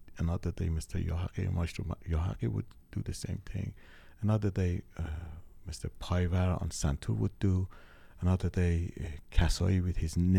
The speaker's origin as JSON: {"language": "English", "country": "Iran", "first_language": "Farsi", "second_language": "English", "said": "This was my first language, and I couldn't write it in Farsi"}